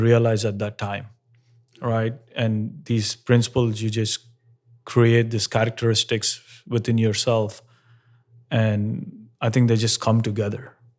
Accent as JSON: {"language": "English", "town": "Hyderabad", "region": "Telangana", "country": "India", "tie": "born or raised there", "moved": "yes", "said": "growing up in India and Hyderabad"}